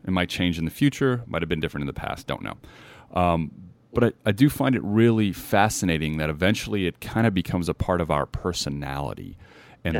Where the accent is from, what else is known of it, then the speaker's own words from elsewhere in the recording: Las Vegas, Nevada, United States; growing up in Vegas